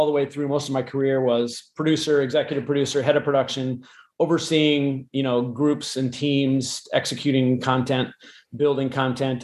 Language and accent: English; Iowa, United States; I grew up in Iowa in the Midwest